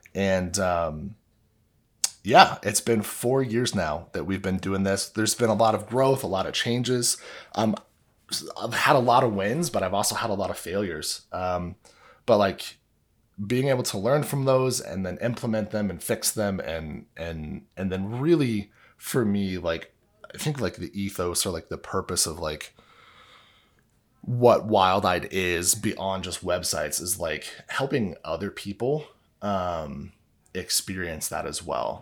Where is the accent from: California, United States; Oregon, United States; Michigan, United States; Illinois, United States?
Illinois, United States; I grew up in Illinois, maybe it's 'cause I was just, like, good old Midwestern boy